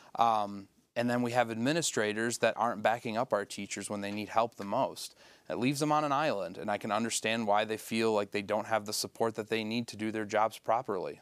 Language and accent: English; Sanford, Michigan, United States; I grew up in Sanford, I had a house with a septic tank.